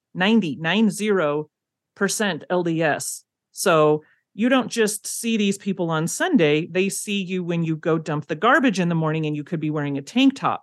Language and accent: English; California, United States; moved away as an adult; now in Provo, United States; I come from California, but I haven't lived there since I was eighteen